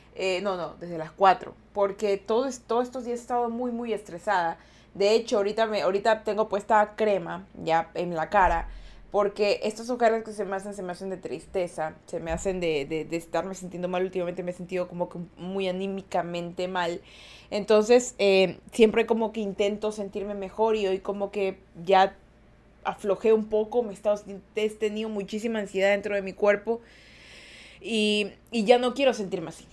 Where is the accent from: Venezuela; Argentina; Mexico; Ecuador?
Ecuador; yo sí soy de Ecuador